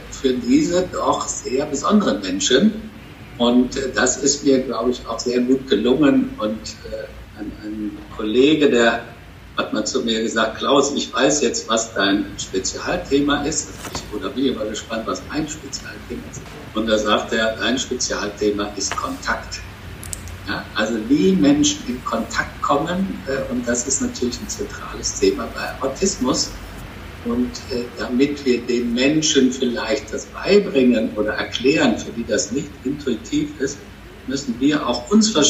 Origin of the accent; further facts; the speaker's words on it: Bonn, North Rhine-Westphalia, Germany; born there; now in Cologne, Germany; Kölner, gebürtiger Bonner, aber jetzt schon